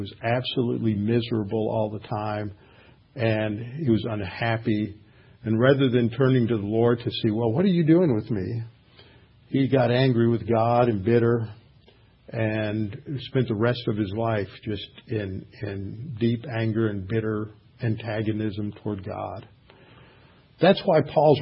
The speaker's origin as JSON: {"language": "English", "town": "Houston", "region": "Texas", "country": "United States", "tie": "born or raised there", "said": "I had a friend that I grew up with here in Houston, a lifelong friend."}